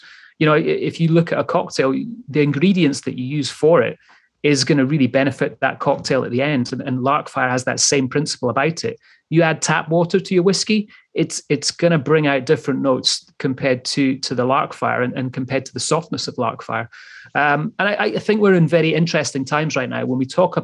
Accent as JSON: {"language": "English", "region": "Scotland", "country": "United Kingdom", "said": "the Scotsman that I am"}